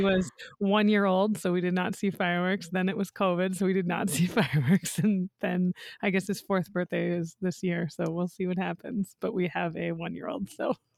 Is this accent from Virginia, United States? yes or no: no; Ohio, United States; growing up in Ohio